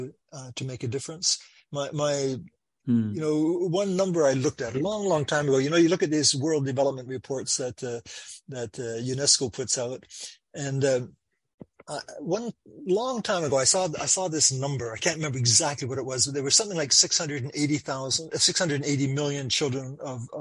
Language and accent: English; Canada; I'm from Canada